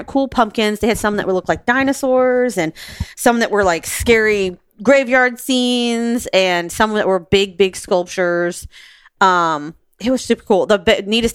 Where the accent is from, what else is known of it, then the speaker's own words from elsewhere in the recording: Florida, United States; I grew up in Florida